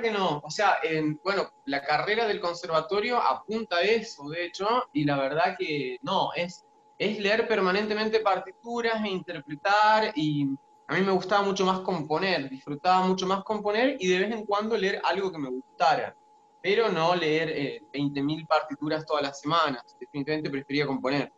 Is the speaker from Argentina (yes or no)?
yes; Frías, Santiago del Estero, Argentina; moved away as an adult; now in Córdoba, Argentina; yo nací en el interior de Santiago del Estero, en un pueblito llamado Frías. Y bueno, viví toda la vida en Santiago del Estero hasta los 18 años.